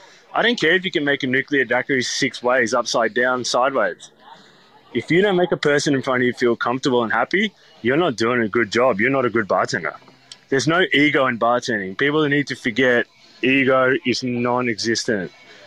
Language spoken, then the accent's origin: English; Skopje, North Macedonia; And then they ended up opening up another spot in a town in Macedonia, which is where I'm from. So I'm from Skopje, which is the capital.